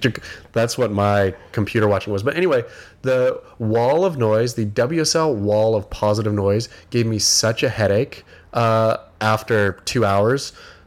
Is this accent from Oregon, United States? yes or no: yes; rural Oregon, United States; I grew up in rural Oregon, so there's some kind of similarities, I guess, in terms of being rural. But, you know, I'm not Canadian